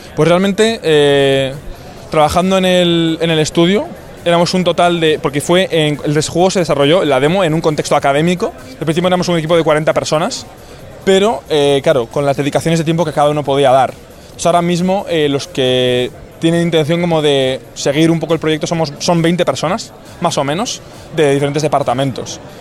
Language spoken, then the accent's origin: Spanish; Bilbao, Basque Country, Spain; yo, por ejemplo, soy de Bilbao, soy de, aquí